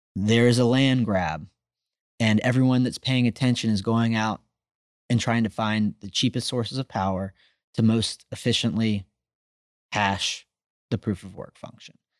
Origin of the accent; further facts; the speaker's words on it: Austin, Texas, United States; I'm from Texas, I'm from Austin